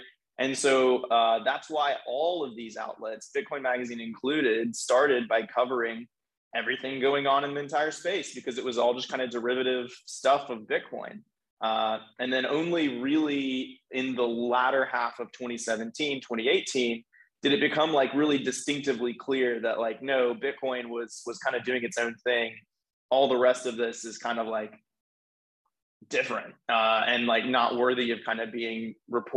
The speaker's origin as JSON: {"language": "English", "town": "Nashville", "region": "Tennessee", "country": "United States", "said": "I was from Nashville where our headquarters are"}